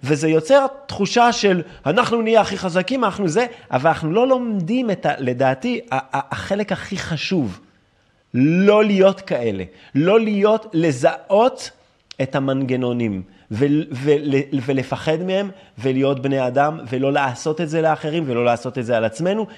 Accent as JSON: {"language": "Hebrew", "country": "France", "tie": "born or raised there", "accent": "French", "second_language": "Hebrew", "moved": "yes", "lives_now": "Israel", "said": "אני גדלתי בצרפת"}